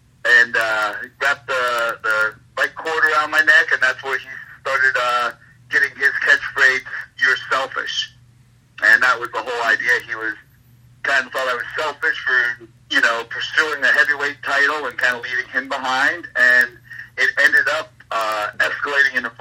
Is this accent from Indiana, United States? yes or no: no; Philadelphia, Pennsylvania, United States; we're both boys from Philadelphia. We're both Irish